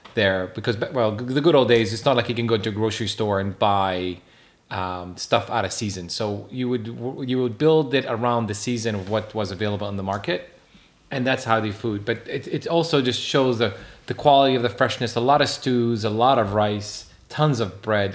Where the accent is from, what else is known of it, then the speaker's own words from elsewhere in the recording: Jerusalem, Jerusalem District, Israel; now in Atlanta, United States; I was born and raised in Jerusalem